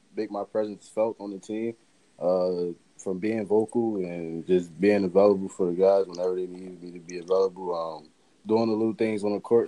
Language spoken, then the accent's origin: English; Philadelphia, Pennsylvania, United States; growing up in Philly